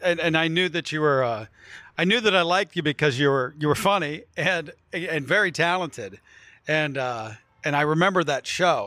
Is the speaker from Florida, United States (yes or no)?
no; Wheeling, West Virginia, United States; moved away; also born or lived in New York; I grew up on the Ohio River, so I'm Pittsburgh adjacent between Columbus, Cleveland, and Pittsburgh.